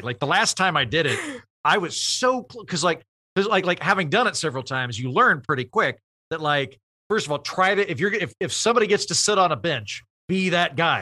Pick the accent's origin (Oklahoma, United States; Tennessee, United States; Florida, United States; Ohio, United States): Oklahoma, United States; moved away as an adult; also born or lived in Oxford, United Kingdom / Edinburgh, United Kingdom / Los Angeles; I'm from Oklahoma. I went, I, and I graduated from college there. I didn't leave Oklahoma till I was twenty-three.